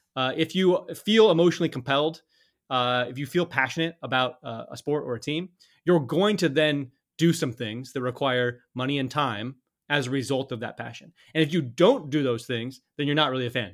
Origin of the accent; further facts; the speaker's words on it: Colorado, United States; I grew up in Colorado